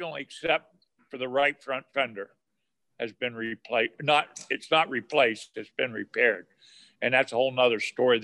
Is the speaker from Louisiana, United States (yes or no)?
no; Mechanicsburg, Pennsylvania, United States; I was born and raised in Mechanicsburg, Pennsylvania, on Route 15, right by the where the turnpike crossed.